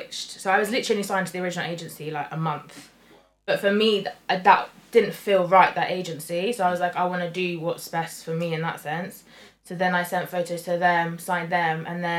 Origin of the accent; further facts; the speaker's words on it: United Kingdom; also born or lived in London; I've been born and brought up in this country. Mm. So nationality is British